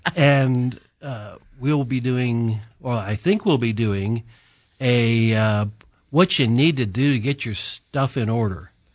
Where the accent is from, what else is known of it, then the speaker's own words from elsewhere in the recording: Illinois, United States; moved away; I grew up in Illinois